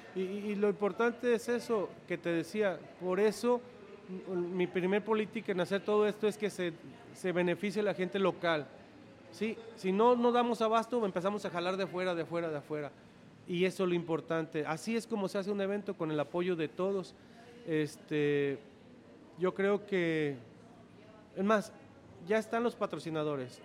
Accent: Los Reyes, Michoacán, Mexico; los Reyes Michoacán, por ser mi tierra natal, por mi familia que yo he crecido aquí

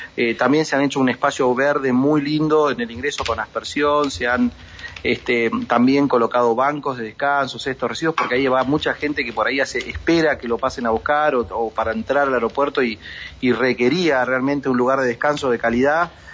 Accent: Neuquén, Argentina; born or raised there

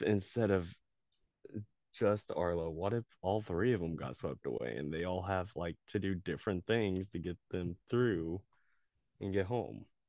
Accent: the Ozarks, United States; I grew up in the Ozarks

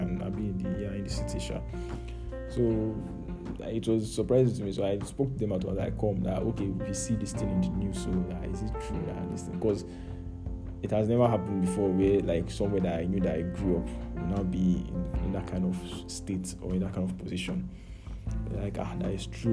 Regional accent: Niger State, Nigeria; moved away; I grew up in Niger State

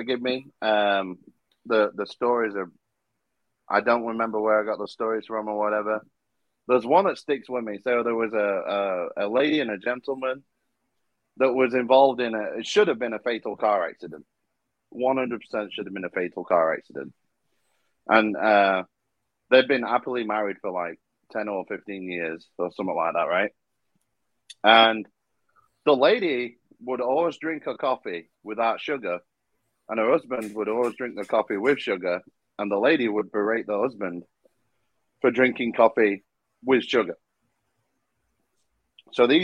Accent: United Kingdom; I am a Brit

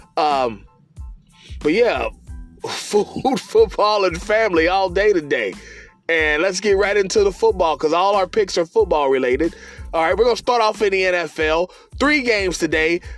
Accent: Cincinnati, Ohio, United States; my hometown Republic of Cincinnati

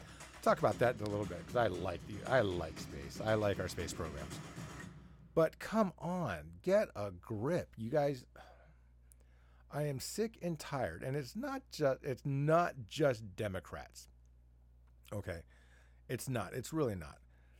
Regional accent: Arizona, United States; now in Washington, United States; I like to travel from Washington to where I grew up in Southern Arizona.

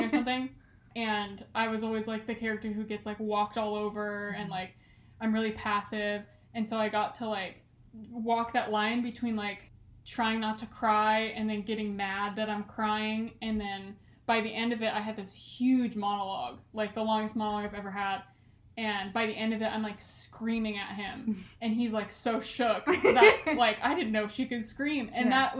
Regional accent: California, United States; accent: Californian

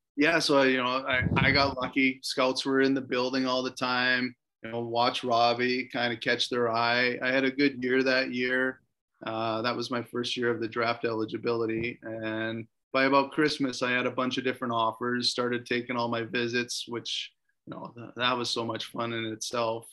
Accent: Canada; I'm from Canada.

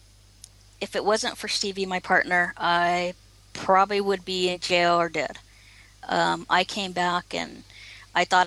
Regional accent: Oceanside, California, United States; I grew up in Southern California, and actually Oceanside.

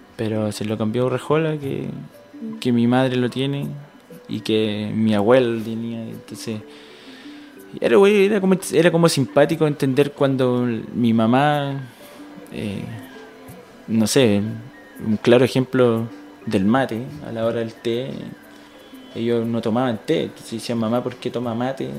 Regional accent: Santiago, Santiago Metropolitan Region, Chile; moved away as an adult; yo nací en Santiago, eh, en una comuna no muy buena, de, escasos recursos en realidad, donde había que, que luchar para ser alguien en la vida, en realidad. De, mis papás igual fueron parte de, este proceso en que yo me crié

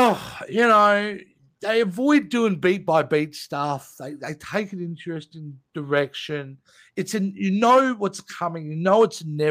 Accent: Australia; accent: Aussie; I can really lean into the Aussie if you want.

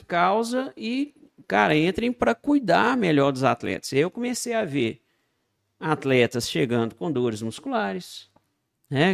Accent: Itabira, Minas Gerais, Brazil; lá de Itabira, minha cidade natal

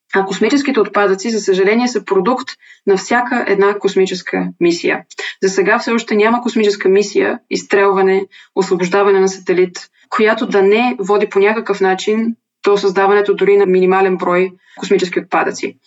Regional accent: Bulgaria; съм българка

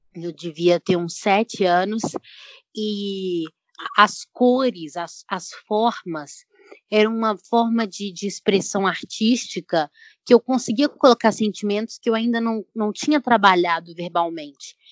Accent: Belo Horizonte, Minas Gerais, Brazil; eu tenho 22 anos, sou de BH

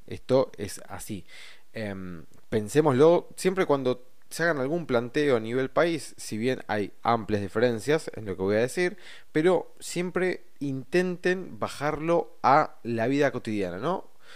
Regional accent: Argentina; como argentinos que somos, como personas que vivimos acá

